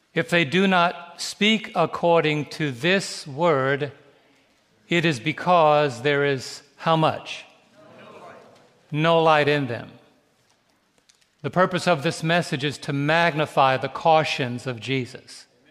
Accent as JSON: {"language": "English", "town": "New York City", "region": "New York", "country": "United States", "tie": "born or raised there", "moved": "yes", "said": "We were both raised in, raised in New York City."}